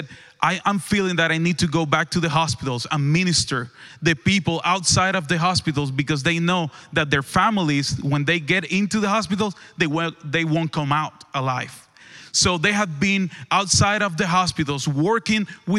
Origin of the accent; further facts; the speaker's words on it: Cuba; moved away as an adult; also born or lived in Dallas, Texas; now in Lewisville, United States; I am from Cuba. I moved with my wife in 2014 to Dallas